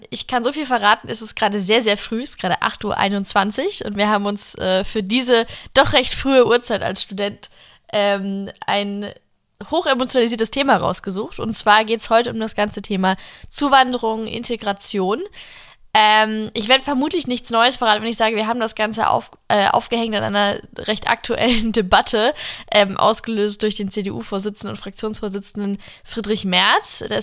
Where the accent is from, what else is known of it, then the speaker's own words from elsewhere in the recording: United States; now in Germany; und als Amerikanerin so, mein Gott, Leute, kommen und halten ein Land